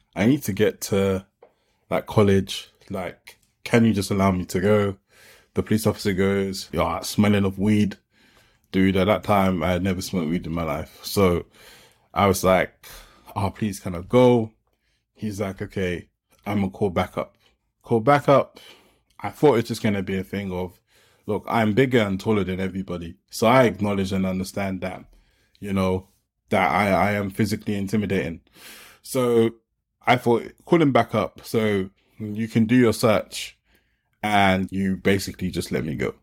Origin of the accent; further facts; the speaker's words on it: London, United Kingdom; I grew up in Peckham, South London